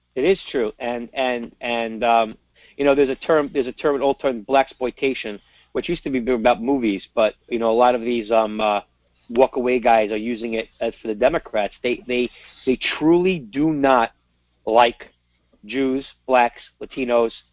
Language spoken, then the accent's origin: English; United States; I'm an American